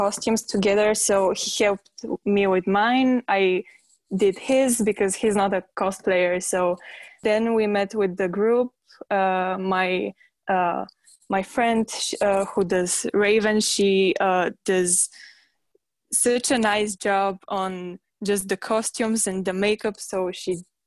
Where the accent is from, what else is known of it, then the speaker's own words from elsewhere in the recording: Bulgaria; I'm from Bulgaria